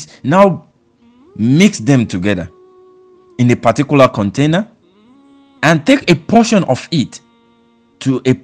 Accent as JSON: {"language": "English", "country": "Nigeria", "said": "as a Nigerian"}